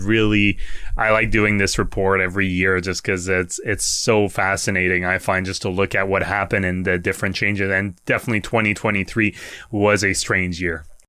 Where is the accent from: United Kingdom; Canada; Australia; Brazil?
Canada; Quebec; I'm from Quebec